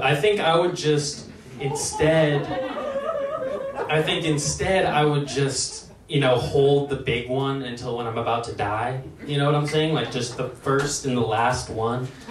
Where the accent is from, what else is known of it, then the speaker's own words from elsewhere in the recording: Lake Oswego, Oregon, United States; my parents actually raised me in one of the most diverse places in America, Lake Oswego